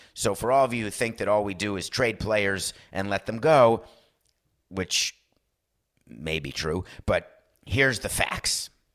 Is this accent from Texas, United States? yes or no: no; New York, United States; As a New Yorker